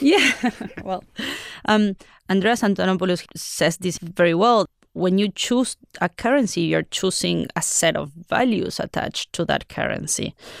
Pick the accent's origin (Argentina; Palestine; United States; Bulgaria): Argentina; I come from Argentina